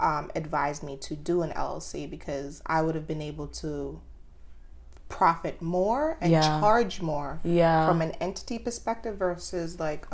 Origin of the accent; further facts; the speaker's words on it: Jamaica; moved away; So I come from a cooking family. Like, I was born and raised in Jamaica. Mm-hmm. I was raised on a farm.